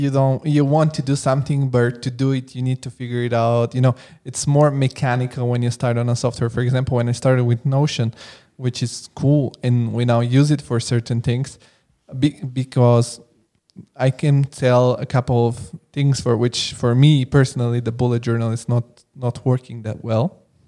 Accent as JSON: {"language": "English", "country": "Italy", "also_born_or_lived": "Bulgaria", "lives_now": "Frankfurt, Germany", "said": "because I come from Italy and Bulgaria, and like people hear, oh, you live in Frankfurt."}